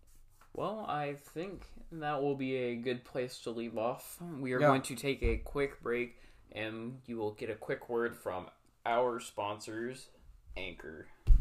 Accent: San Antonio, Texas, United States; my hometown Spurs

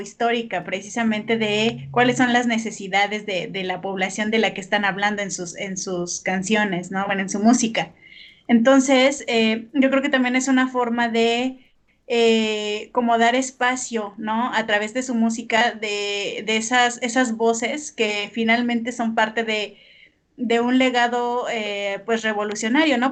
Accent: Mexico; somos mexicanos

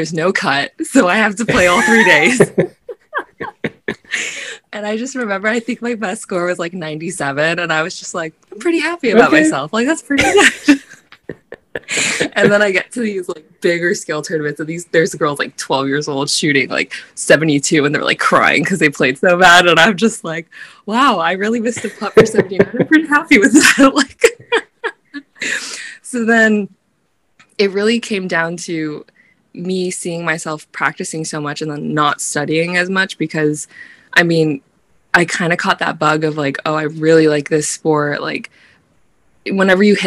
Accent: Florida, United States; moved away as an adult; also born or lived in upstate New York; I was from Florida

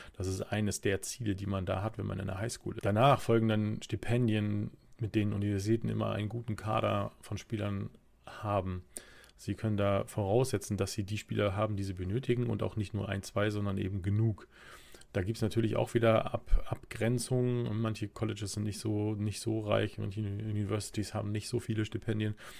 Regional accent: Germany; wir als Deutsche

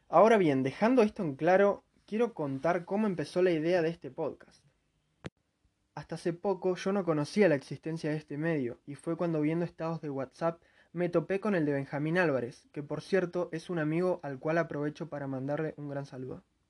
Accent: Neuquén, Argentina; soy de Neuquén, Argentina

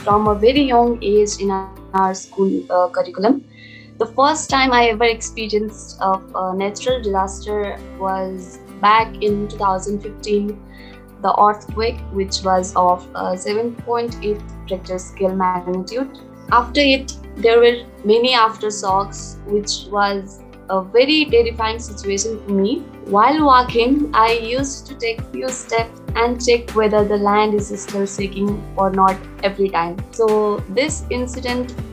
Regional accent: Nepal; from Nepal.

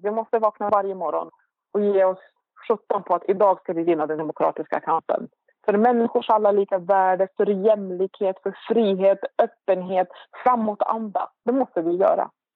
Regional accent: Iraq; now in Sweden; vi då som var irakier

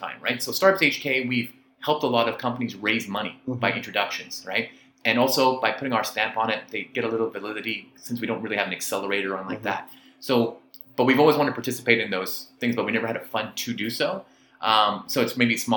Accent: Vancouver, British Columbia, Canada; moved away as an adult; now in Hong Kong; I'm from Vancouver originally

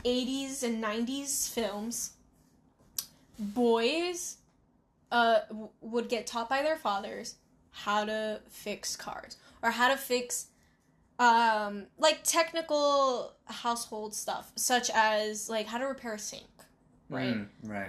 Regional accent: New York City, New York, United States; A native New Yorker

